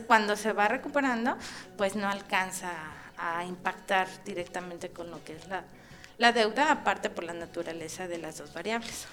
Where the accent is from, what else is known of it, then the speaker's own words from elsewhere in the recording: Mexico; como investigadores, como académicos y como este mexicanos